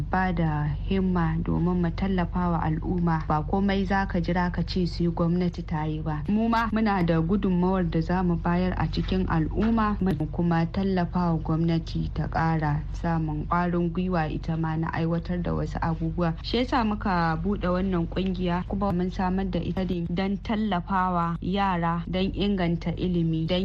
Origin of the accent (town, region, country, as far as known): Nigeria